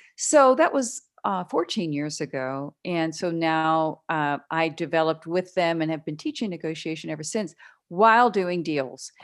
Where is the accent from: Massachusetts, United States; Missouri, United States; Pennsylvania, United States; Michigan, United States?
Pennsylvania, United States; Pittsburgh; now in Texas, United States; I grew up in the Pittsburgh area